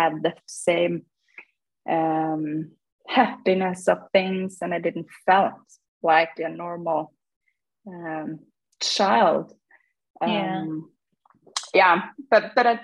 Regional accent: Norway; I grew up in Norway in a small city

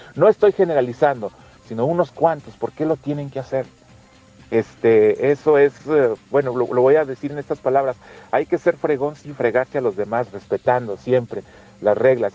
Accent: Mexico

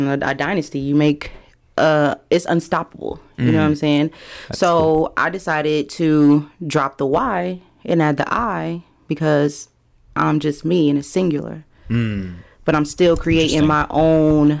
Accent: Des Moines, Iowa, United States; now in Atlanta, United States; I am born and raised in Des Moines, Iowa

